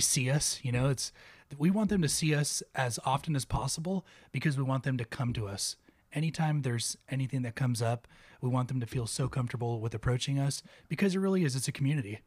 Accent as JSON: {"language": "English", "town": "Oxnard", "region": "California", "country": "United States", "tie": "born or raised there", "also_born_or_lived": "Ventura, California / West Texas", "moved": "as an adult", "said": "I was uh, born and raised in Oxnard. Went Oxnard High"}